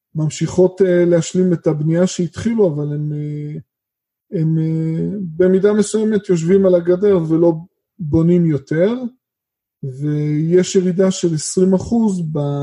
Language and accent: Hebrew; Israel; אנחנו כמשקיעים ישראלים